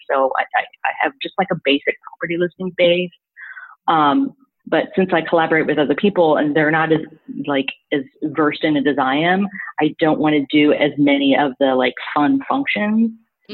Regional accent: Missouri, United States; moved away as an adult; now in New York, United States; I'm originally from Missouri, so like I transplanted to New York in like 2007.

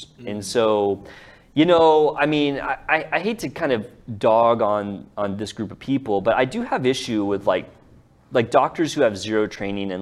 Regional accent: Dallas, Texas, United States; we're all from here

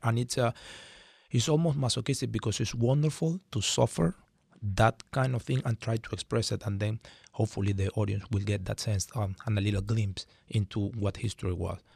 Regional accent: Venezuela; moved away as an adult; now in San Diego, United States; I come from Venezuela, and I was lucky enough to be born there

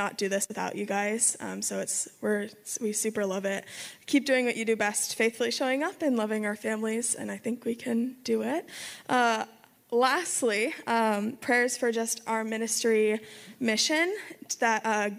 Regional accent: a little town above Los Angeles, California, United States; moved away as an adult; also born or lived in Utah; now in Arizona, United States; I was born in Utah, raised in Los Angeles, a little town above Los Angeles

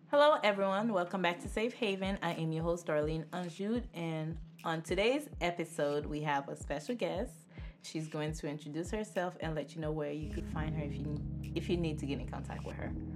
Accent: Haiti; moved away; I grew up around the Haitian Haitians. Like, I legit was born in Haiti

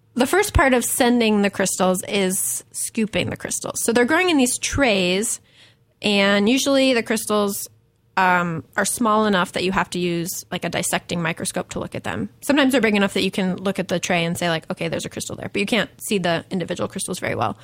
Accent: Buffalo, New York, United States; moved away as an adult; also born or lived in Tulsa, Oklahoma; I grew up in Buffalo, New York

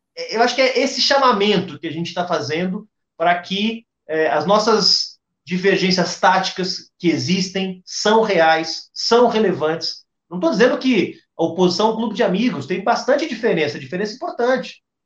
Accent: Rio Grande do Sul, Brazil; como bom gaúcho

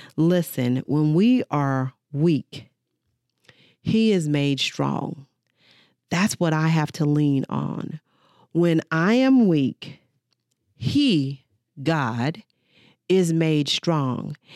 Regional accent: United States; as African American women

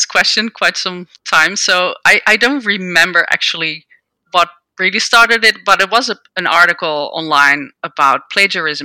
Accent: Netherlands; moved away as an adult; now in United States; I grew up in the Netherlands and I did a PhD in microbiology

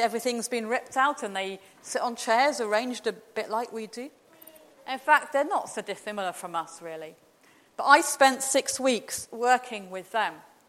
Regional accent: Glasgow, Scotland, United Kingdom; And I said, well, you know, despite the accent, I'm from Glasgow.

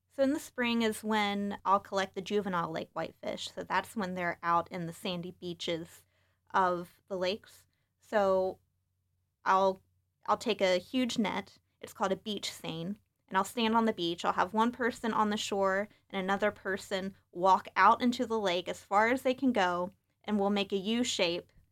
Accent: West Virginia, United States; now in Michigan, United States; I'm originally from West Virginia, so growing up, I spent a lot of time outdoors.

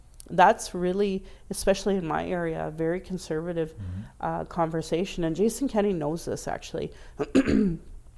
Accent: Calgary, Alberta, Canada; I was raised as a Calgarian, I was raised as an Albertan, as a Canadian

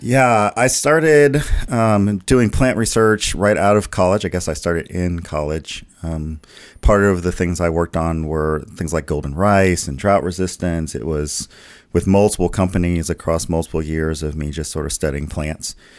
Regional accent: the South, United States; I grew up in the in the South in churches

